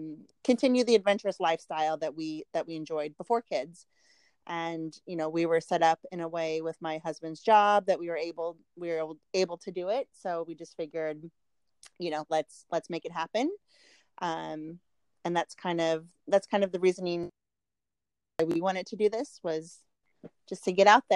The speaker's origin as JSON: {"language": "English", "town": "Park City", "region": "Utah", "country": "United States", "moved": "yes", "said": "Park City, Utah, where I am from"}